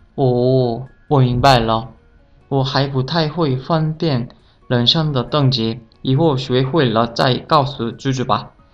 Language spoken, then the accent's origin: Chinese; South Korea; Chinese is a second language; 我是来自韩国的